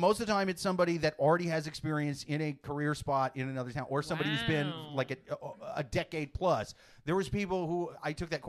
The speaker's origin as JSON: {"language": "English", "region": "Iowa", "country": "United States", "said": "I'm from Iowa."}